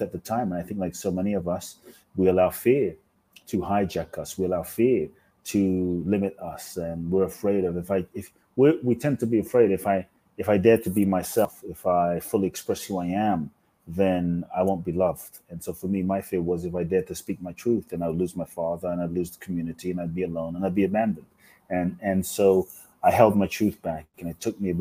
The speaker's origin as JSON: {"language": "English", "region": "London", "country": "United Kingdom", "tie": "born or raised there", "also_born_or_lived": "Mexico", "moved": "yes", "lives_now": "Los Angeles, United States", "said": "I grew up in London."}